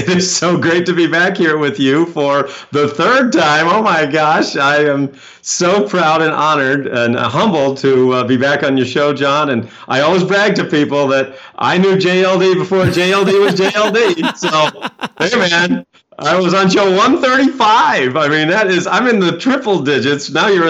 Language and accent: English; Maine, United States; But see, I grew up in Maine, so I've driven in snow, you know, a million times.